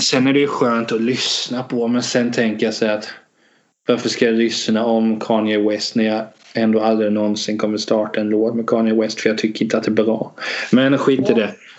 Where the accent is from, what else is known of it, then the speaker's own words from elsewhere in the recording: Hultsfred, Kalmar County, Sweden; also born or lived in Vetlanda; jag är uppväxt både i Hultsfred och Vetland